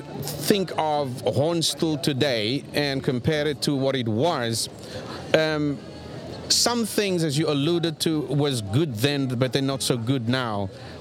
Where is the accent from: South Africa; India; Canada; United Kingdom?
South Africa; now in Sweden; I'm from South Africa.